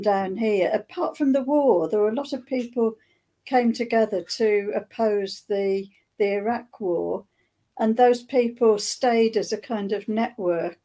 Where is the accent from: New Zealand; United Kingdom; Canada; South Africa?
United Kingdom; Thanet, East Kent, South East England; I'm from Thanet in East Kent